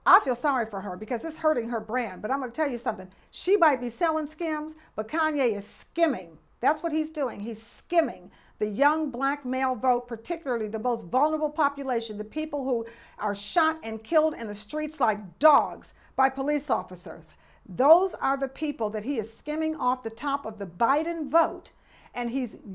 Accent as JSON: {"language": "English", "town": "Detroit", "region": "Michigan", "country": "United States", "also_born_or_lived": "Chicago", "moved": "yes", "said": "I'm from Detroit"}